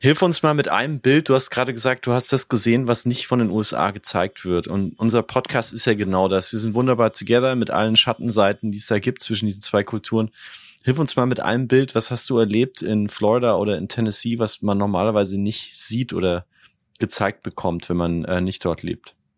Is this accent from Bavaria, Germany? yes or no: yes; Bavaria, Germany; accent: Bavarian; als aus Bayern kommende finde ich diesen Dialekt einfach unglaublich spannend